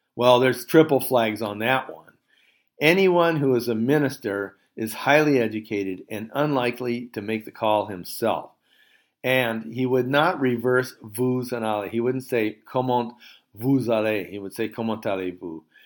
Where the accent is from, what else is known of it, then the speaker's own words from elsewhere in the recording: United States; moved away as an adult; also born or lived in France; now in Cord, France; I'm an American, retired professor